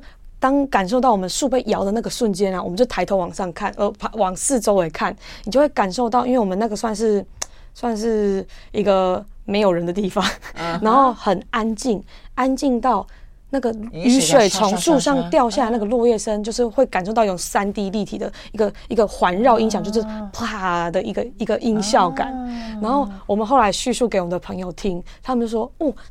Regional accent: Taiwan; “就是来自台湾。”

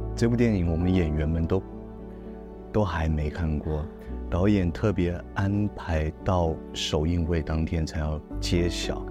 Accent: Yilan County, Taiwan; 我小时候就住在宜兰

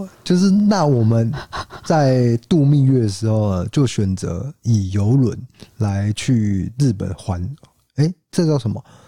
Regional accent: Taiwan; 因为我们台湾人比较不会有这种

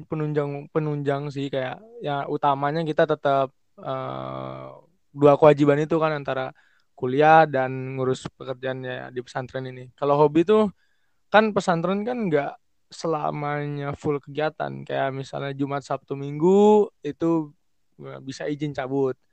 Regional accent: Pontianak, West Kalimantan, Indonesia; Gue dari Pontianak, umur 21 tahun, OTW 22.

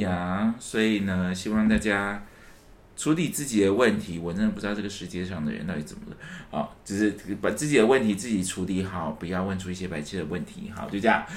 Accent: Taiwan; accent: Taiwanese Mandarin; 我刚才是不是台湾国语？

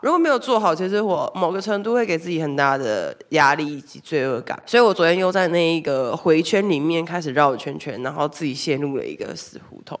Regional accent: Taiwan; 而且还有我们台湾人链接待客人的那个口音

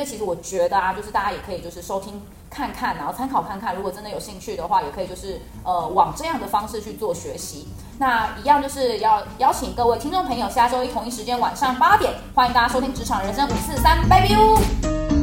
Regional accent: Taiwan; 我在台湾当然已经也有补习过，然后从小也有上那种儿童美语

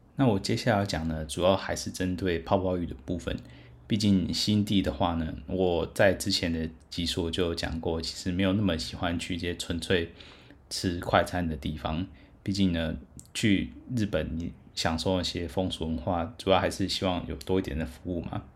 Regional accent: Taiwan; 我就是台湾人

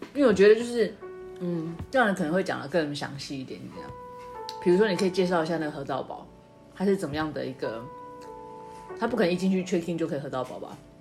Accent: Taiwan; 我是台湾人

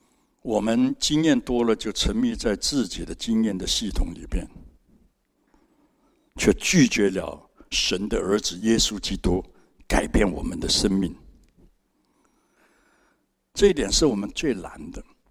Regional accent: Hong Kong; moved away as an adult; now in Taiwan; 三十八年前我从香港来，什么都没有。

